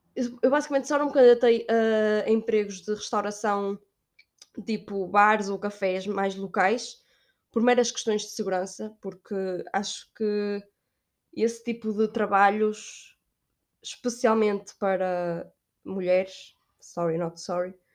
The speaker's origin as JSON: {"language": "Portuguese", "town": "Braga", "region": "Norte", "country": "Portugal", "moved": "as an adult", "lives_now": "Spain", "said": "eu sou de Braga, é norte de Portugal."}